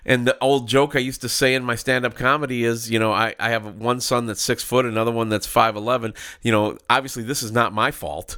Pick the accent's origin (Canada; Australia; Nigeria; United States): United States; Minneapolis, Minnesota; I grew up in Minneapolis